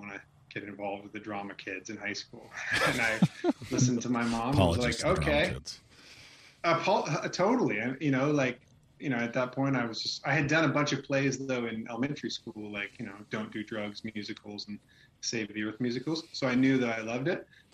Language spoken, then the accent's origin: English; Manteca, California, United States; also born or lived in Chicago, United States; now in Indiana, United States; I grew up in Manteca